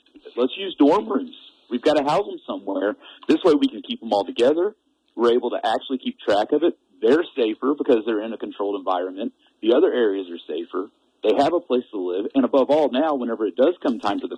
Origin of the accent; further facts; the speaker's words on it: Texas, United States; now in Kalispell, United States; I'm originally from Texas